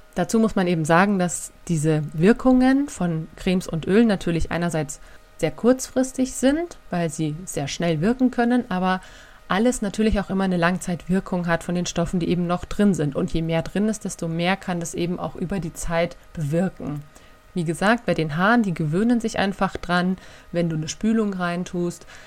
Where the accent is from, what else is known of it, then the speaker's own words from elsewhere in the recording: Germany; bei uns in Deutschland